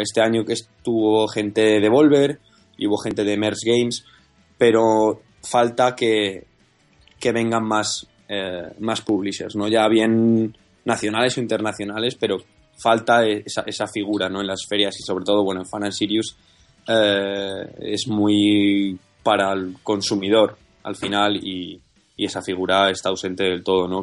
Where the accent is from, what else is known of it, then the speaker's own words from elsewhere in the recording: Madrid, Community of Madrid, Spain; somos de Madrid